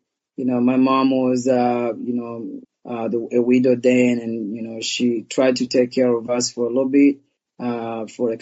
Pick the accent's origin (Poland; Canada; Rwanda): Rwanda; also born or lived in Portland, Oregon, United States; now in Los Angeles, United States; I was born in Rwanda and, you know, I was about, you know, 5 years old when the genocide happened there.